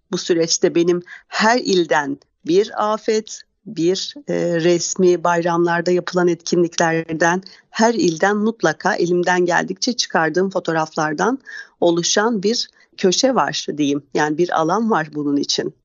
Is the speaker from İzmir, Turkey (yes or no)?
yes; İzmir, Turkey; moved away as an adult; now in Istanbul, Turkey; İzmir doğumluyum. Ee, bir yıllık İstanbulluyum.